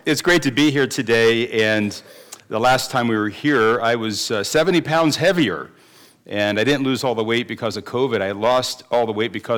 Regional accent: Dayton, Ohio, United States; moved away; I was raised on Cassano Pizza because it began in Dayton, Ohio. That's where I was born and raised

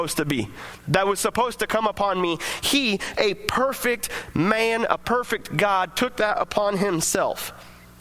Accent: United States; we get to celebrate our freedom as American citizens

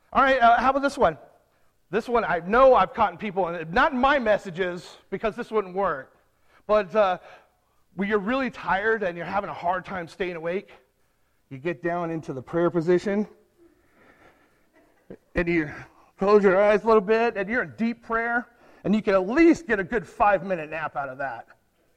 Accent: California, United States; I'm from California

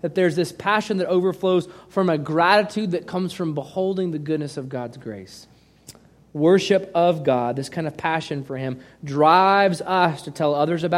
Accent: United States; We Americans

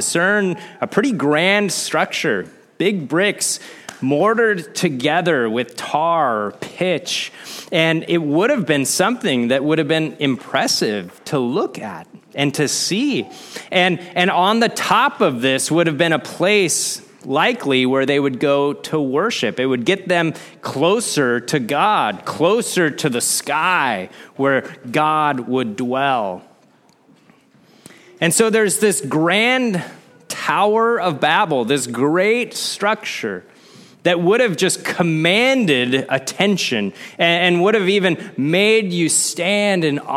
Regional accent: Midwest, United States; growing up in the Midwest

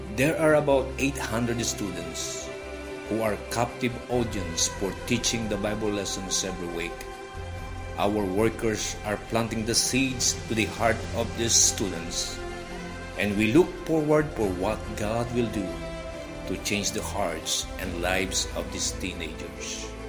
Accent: Philippines; I was born and raised in the Philippine Islands.

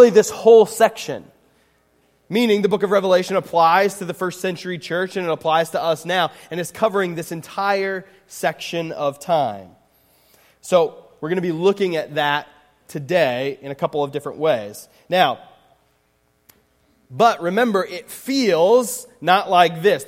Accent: Pennsylvania, United States; now in Indiana, United States; I grew up in Pennsylvania

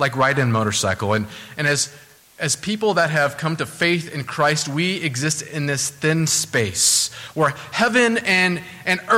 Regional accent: Southern California, United States; now in New England, United States; I'm from Southern California, so weather's excellent there for the most part.

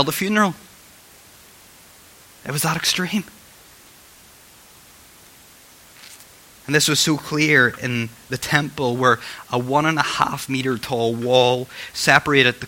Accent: Northern Ireland, United Kingdom; I'm from Northern Ireland

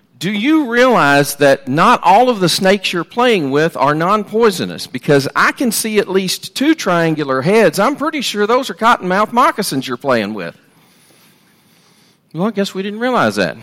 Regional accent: Sterlington, Louisiana, United States; I grew up, my early life, I grew up in Sterlington, Louisiana, and we actually lived on Bayou Bartholomew

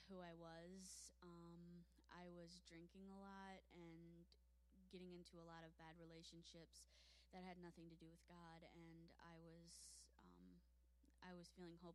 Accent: Lake Orion, Michigan, United States; Lake Orion.

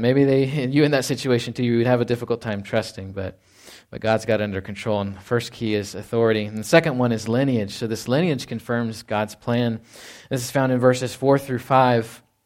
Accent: Fort Worth, Texas, United States; moved away; I was born in Fort Worth, Texas.

